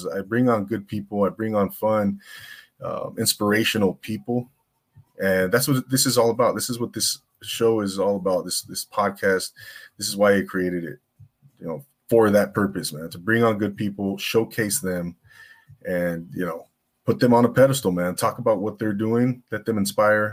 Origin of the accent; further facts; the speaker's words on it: Rancho Cucamonga, California, United States; now in Simi Valley, United States; I'm originally from the Inland Empire, Rancho Cucamonga